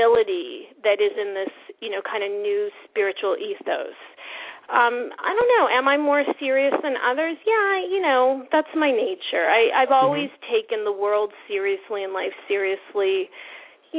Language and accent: English; New Brunswick, Canada; moved away as an adult; also born or lived in Israel; now in New York, United States; I'm from New Brunswick. I'm from the East Coast